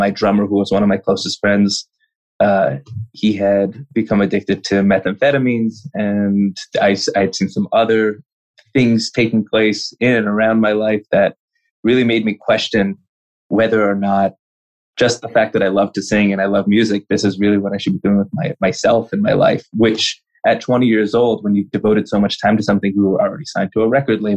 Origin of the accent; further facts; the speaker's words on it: Los Angeles, California, United States; I'm from LA, born and raised in Los Angeles, California